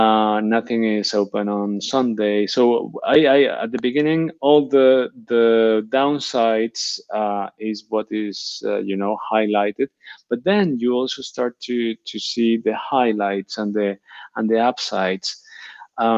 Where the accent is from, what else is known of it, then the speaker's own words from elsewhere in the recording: Barcelona, Catalonia, Spain; moved away as an adult; now in Switzerland; The moment I came from Barcelona to Switzerland, that was another handbrake.